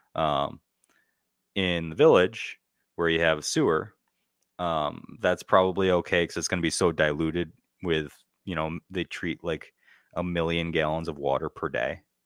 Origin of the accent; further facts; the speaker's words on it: United States; moved away; my hometown, Canastillo